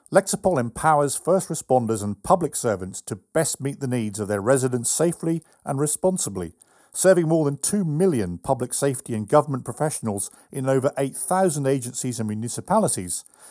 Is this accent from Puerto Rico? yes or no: no; England, United Kingdom; moved away as an adult; now in United States; as an Englishman